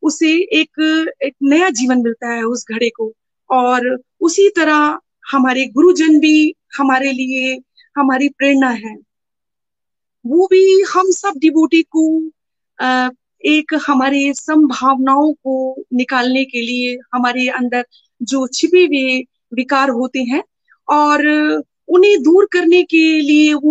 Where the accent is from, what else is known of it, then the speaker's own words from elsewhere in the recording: Dehradun, Uttarakhand, India; मैं देहरादून से हूँ और बचपन से ही डिवोशनल परिवार में मैं जन्मी